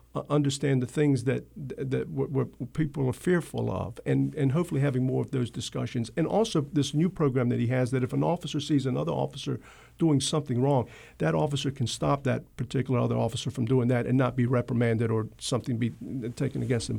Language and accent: English; Wilmington, North Carolina, United States; this is my hometown. This is the city I grew up